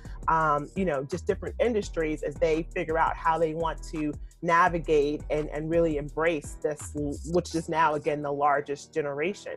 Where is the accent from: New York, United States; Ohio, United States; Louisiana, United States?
Louisiana, United States; I'm from Louisiana